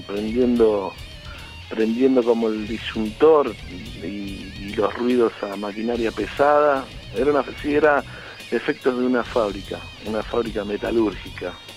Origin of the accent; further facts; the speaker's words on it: San Justo, Buenos Aires Province, Argentina; yo soy de La Matanza, de San Justo